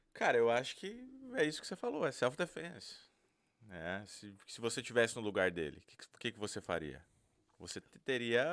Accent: Brazil; now in Massachusetts, United States; eu sou brasileiro

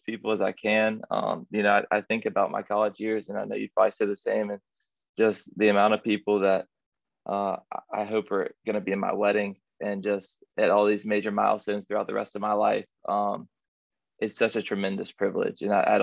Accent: Birmingham, Alabama, United States; growing up in Alabama

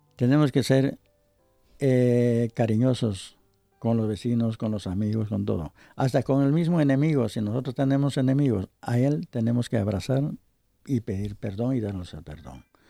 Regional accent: Ecuador; moved away; Era sucres en mi país

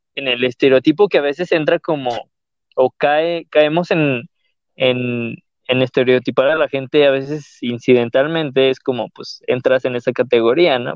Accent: León, Guanajuato, Mexico; siento que yo no hablo tan, tan de león

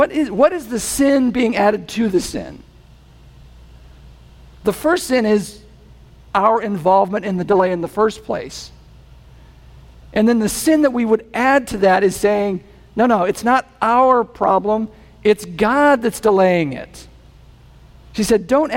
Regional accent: New England, United States; I'm from New England

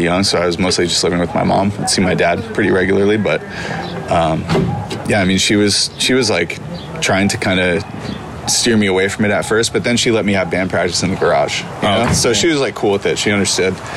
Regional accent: Santa Barbara, California, United States; also born or lived in Vermont / Weymouth, Massachusetts / upstate New York; I grew up in Santa Barbara

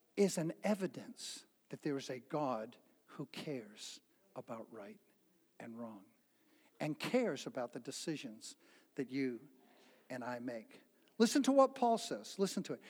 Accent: New Bedford, Massachusetts, United States; when I was a little boy growing up in New Bedford, Massachusetts

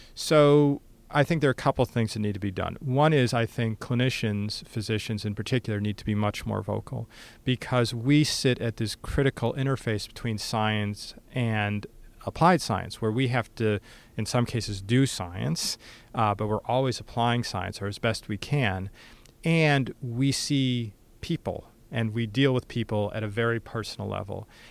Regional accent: United States; my day to day existence as American

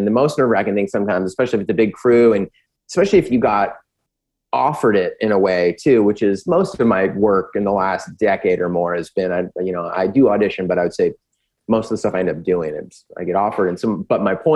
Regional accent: San Diego, California, United States; I'm from San Diego

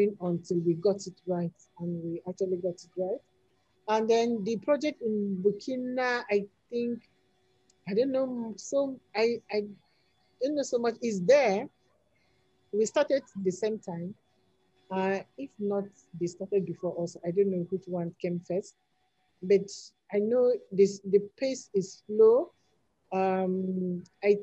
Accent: Nigeria

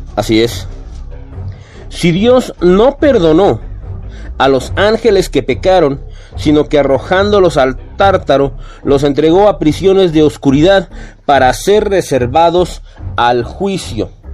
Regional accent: Mexico; somos mexicanos

